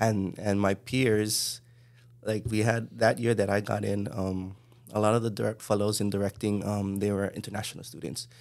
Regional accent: Honolulu, Hawaii, United States; also born or lived in Los Angeles; I grew up in Kalihi

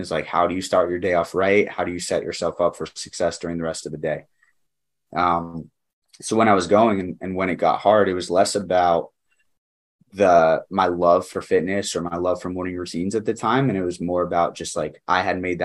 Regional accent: New Jersey, United States; moved away as an adult; also born or lived in Connecticut; I grew up in New Jersey and then I went to school in Connecticut.

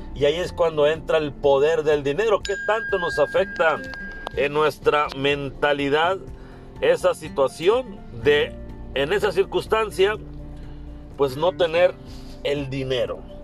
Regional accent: Mexico; also born or lived in Hermosillo, Sonora; como mexicanos a la mayoría nos cuesta trabajo ahorrar

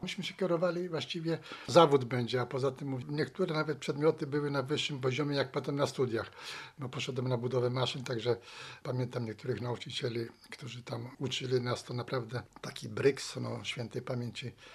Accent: Szczecin, West Pomeranian Voivodeship, Poland; urodziłem się w Szczecinie. Tu chodziłem do szkół i podstawowych średniej i studia kończyłem.

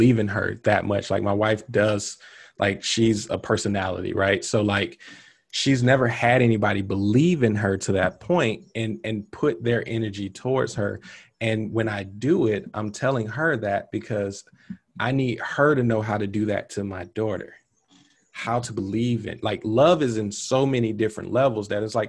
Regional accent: the South, United States; growing up in the South, you kind of told, like, oh, you get married at 25, you have two or three kids

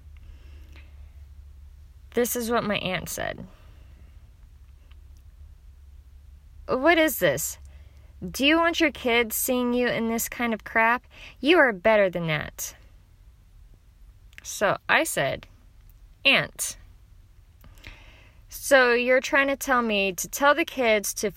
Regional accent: Oklahoma, United States; I'm from Oklahoma

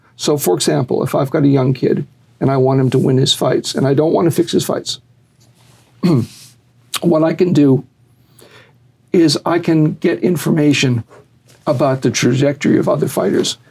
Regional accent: Boston, Massachusetts, United States; moved away; also born or lived in Las Marias, Puerto Rico; I grew up in Boston

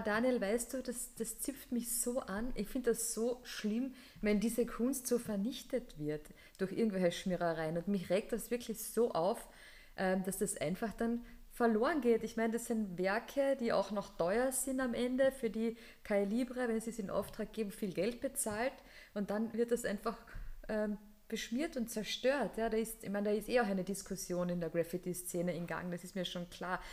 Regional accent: Carinthia, Austria; now in Vienna, Austria; als Kärntnerin

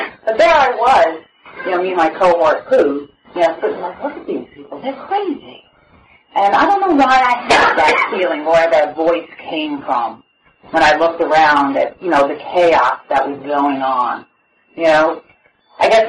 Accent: New York City, New York, United States; now in Oceanside, United States; I grew up in Brooklyn

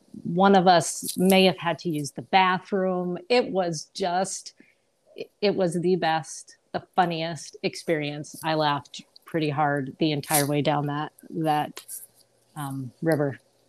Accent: Hudson, New York, United States; born there; also born or lived in Albany / West Palm Beach; So I was born in Hudson, New York. And we lived there. Then we moved over to Albany, New York.

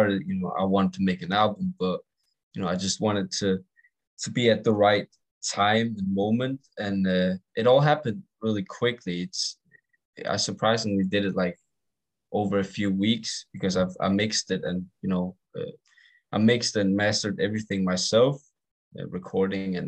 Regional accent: Denmark; accent: English or American; I do get told that I'm from Denmark

